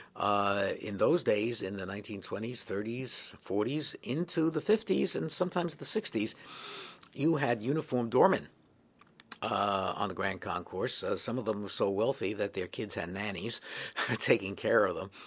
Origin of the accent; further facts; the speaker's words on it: New York City, New York, United States; I grew up in the Bronx, and I have never lived anywhere else